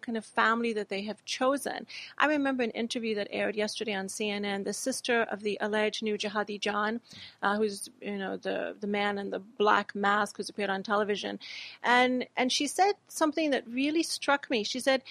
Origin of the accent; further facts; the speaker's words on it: Texas, United States; also born or lived in Pakistan; I grew up in America. I grew up in the southern state of Texas